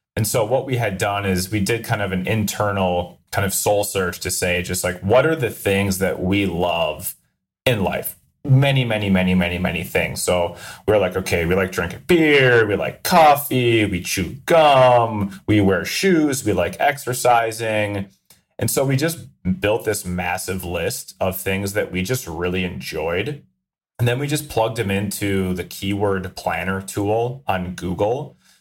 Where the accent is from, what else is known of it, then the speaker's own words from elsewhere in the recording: Minnesota, United States; I'm from Minnesota